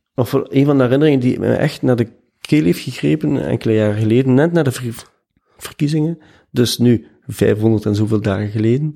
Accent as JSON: {"language": "Dutch", "town": "Ghent", "region": "Flanders", "country": "Belgium", "tie": "born or raised there", "said": "Ik ben van Gent. Geboren en getogen."}